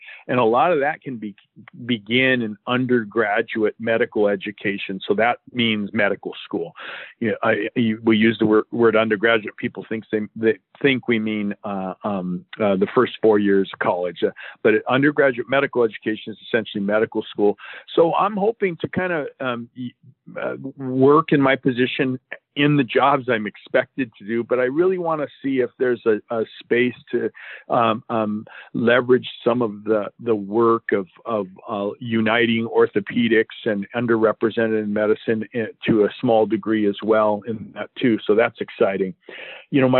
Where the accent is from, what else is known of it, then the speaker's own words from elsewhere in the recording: Southern California, United States; I was born and raised in Southern California